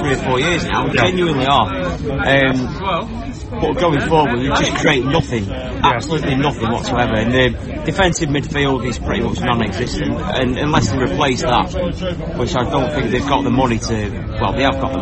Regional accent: Crewe, North West England, United Kingdom; also born or lived in Nantwich; I was born and bred in Crewe, live in Nantwich now, so I'm a little bit more upmarket.

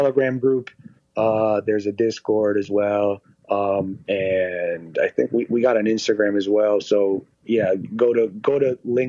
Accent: Puerto Rico; now in Las Vegas, United States; I'm from Puerto Rico. It's too far away.

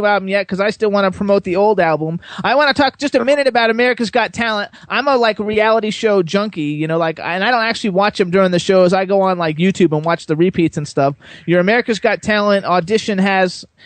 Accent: West Palm Beach, Florida, United States; I grew up in West Palm Beach

